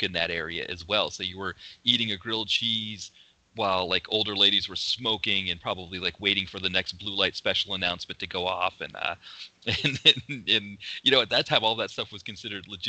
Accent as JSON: {"language": "English", "town": "Portsmouth", "region": "New Hampshire", "country": "United States", "tie": "born or raised there", "said": "in my hometown, there was still a department store in the downtown Portsmouth, New Hampshire area"}